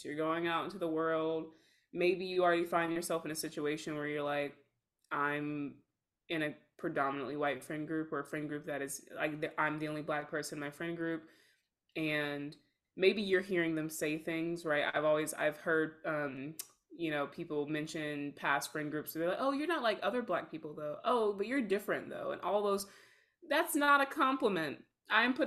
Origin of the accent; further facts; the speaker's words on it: the South, United States; We are both from the South, raised in very religious households